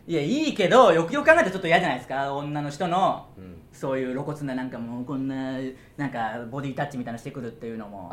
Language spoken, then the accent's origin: Japanese; Okayama, Japan; 岡山県生まれ、ご、岡山県出身